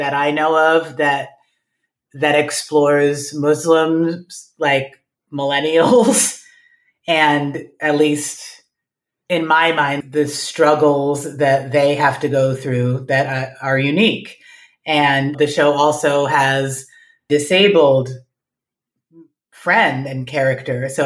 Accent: New York City, New York, United States; moved away as an adult; now in Cincinnati, United States; I grew up in Manhattan, born and raised

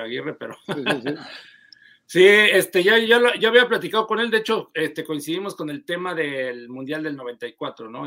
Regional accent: Mexico; Nosotros como mexicanos

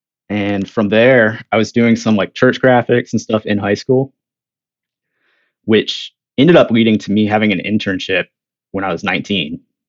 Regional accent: Virginia, United States; moved away as an adult; now in North Carolina, United States; I grew up in Virginia.

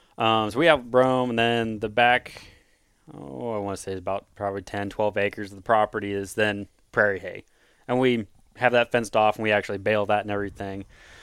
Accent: Osage City, Kansas, United States; Well, I'm born and raised in Kansas from a little farm town, Osage City. If you want to find it, you just go south of Topeka about 30, 40 minutes.

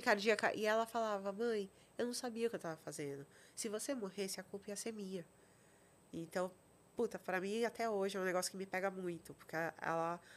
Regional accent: São Paulo, Brazil; also born or lived in Vitória da Conquista, Bahia; eu cresci ali, é, estudei ali em Genópolis

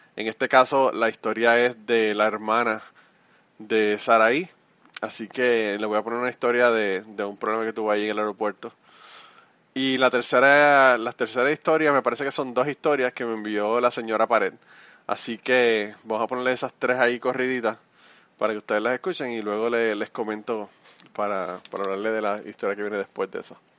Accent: Puerto Rico; somos los boricuas

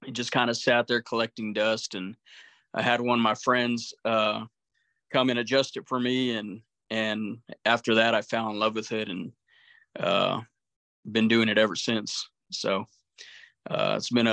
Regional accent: New Mexico, United States; moved away as an adult; now in Tucson, United States; I'm originally from New Mexico, a small town of about 3,500 people. So I grew up what we call the boonies out in the desert

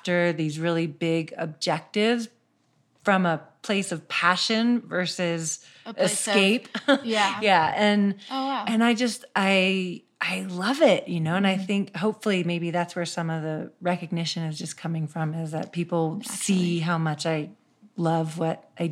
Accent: Seattle, Washington, United States; I grew up in Seattle

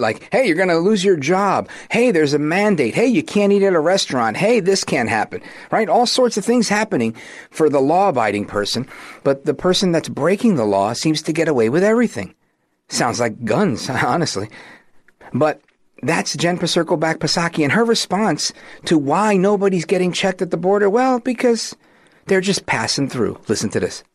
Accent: New York City, New York, United States; I grew up in Brooklyn

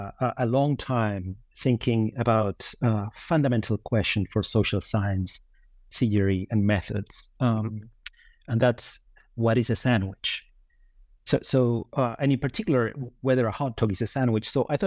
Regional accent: Uruguay; moved away as an adult; also born or lived in Evanston, United States / New York, United States; now in Lucerne, Switzerland; I hail from Uruguay, where I attended university.

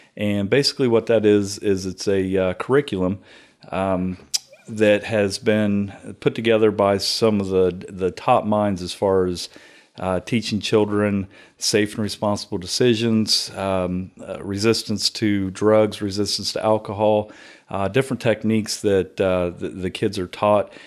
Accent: Circleville, Ohio, United States; also born or lived in Chillicothe, Ohio; grew up around Circleville my entire life until, until my wife from Knock'em Stiff took me out

